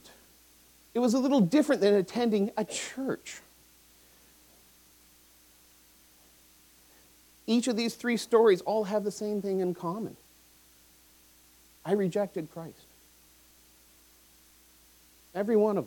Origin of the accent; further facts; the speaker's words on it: Vancouver, British Columbia, Canada; I grew up in Vancouver. I went to John Oliver Secondary